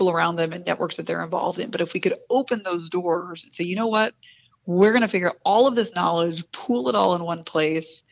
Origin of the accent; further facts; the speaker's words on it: Spring, Texas, United States; I grew up in Spring, Texas, the daughter of a Bolivian immigrant